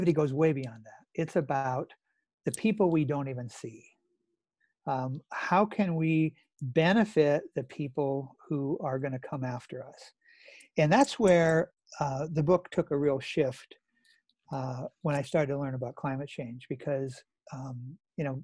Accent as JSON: {"language": "English", "region": "North Dakota", "country": "United States", "tie": "born or raised there", "said": "I grew up in North Dakota, and my dad and grandfather were farmers"}